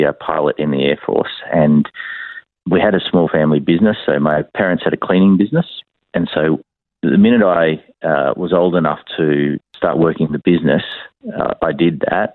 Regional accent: Brisbane, Queensland, Australia; born here in Brisbane. I was born in the Royal Brisbane Women's Hospital

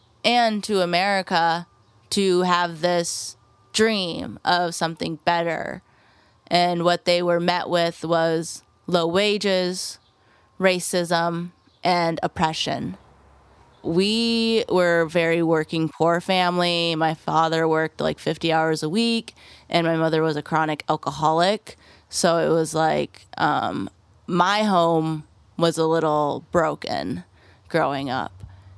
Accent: Clear Lake, Iowa, United States; I grew up in Clear Lake, Iowa, majority white community, a lot of like old money, and my family wasn't from Clear Lake.

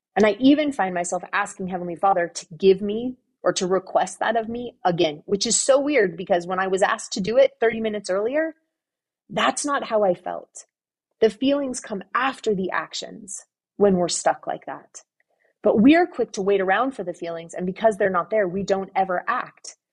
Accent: Southern California, United States; moved away; I grew up in Southern California

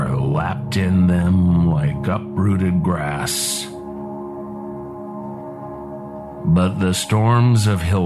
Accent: New Orleans, Louisiana, United States; now in Mojave Desert, United States; I grew up in the hurricane zone, New Orleans, Louisiana

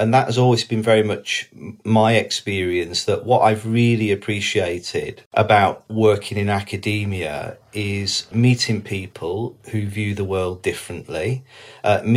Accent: the Northwest, North West England, United Kingdom; I was brought up in the Northwest in the 1980s

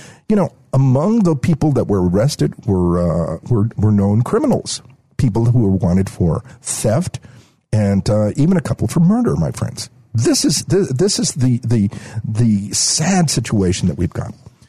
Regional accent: United States; I realized how much of an American I was.

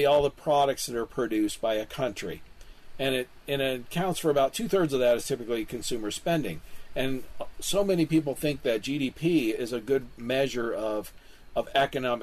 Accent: Kansas City, Missouri, United States; my hometown of Kansas City

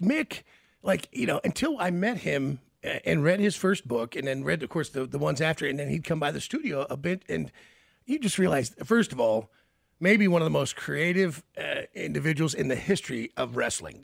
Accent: Memphis, Tennessee, United States; I grew up with in Memphis, Tennessee

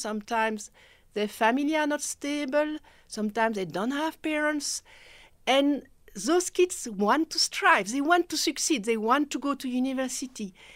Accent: Belgium; first language French; English is a second language; moved away as an adult; now in South Africa; I'm from Belgium

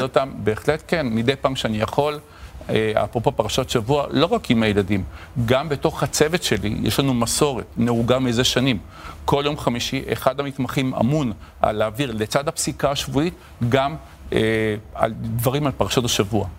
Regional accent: Tel Aviv, Tel Aviv District, Israel; גדלתי בשכונת התקווה

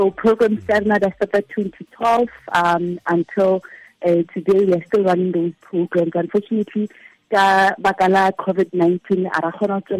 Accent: South Africa; I did not get the best education that I felt as a South African I deserved

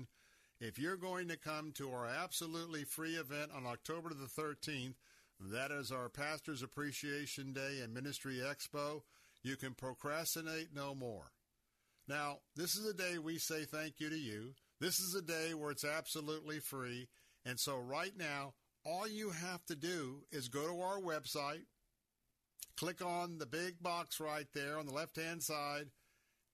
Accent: Tampa, Florida, United States; I'm a native Tampanian. That means I was born and raised right here in Tampa

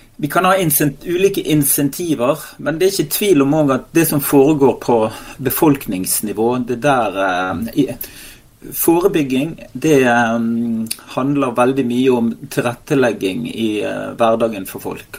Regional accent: Western Norway, Norway; som vestlending

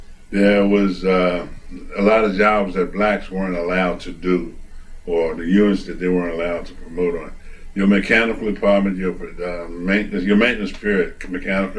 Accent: Sparrows Point, Maryland, United States; moved away as an adult; also born or lived in Baltimore, Maryland; I was born in John Hopkins, but my parents carried me to Sparrows Point when I was about a year and a half old. I stayed at Sparrows Point till 1954

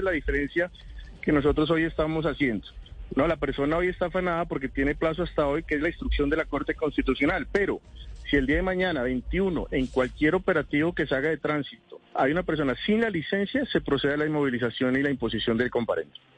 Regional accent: Colombia

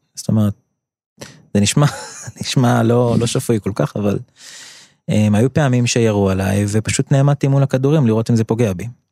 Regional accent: Or Akiva, Haifa District, Israel; אור עקיבא נחשבה למקום קשוח שאני גדלתי בו, בשנות ה-80.

